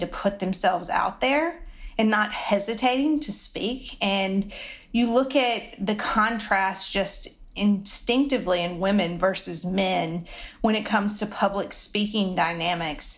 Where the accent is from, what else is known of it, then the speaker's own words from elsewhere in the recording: the South, Southern United States, United States; accent: Southern; moved away as an adult; I loved my Southern accent and it just is not going to go away